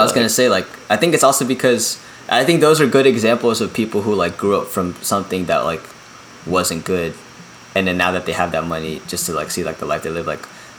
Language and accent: English; Philippines; especially since, like, you know, we're from the Philippines.